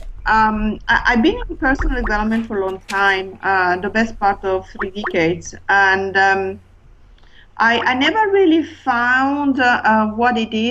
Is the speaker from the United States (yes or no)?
no; Italy; also born or lived in London; now in Hertfordshire, United Kingdom; I'm originally from Italy, but I lived in London for 11 and a half years, but I've been living now in Hertfordshire